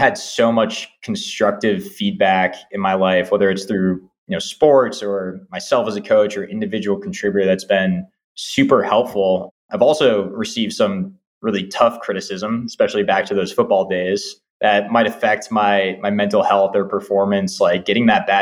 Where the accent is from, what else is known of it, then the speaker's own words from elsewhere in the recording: Marblehead, Massachusetts, United States; my commute to Marblehead, my hometown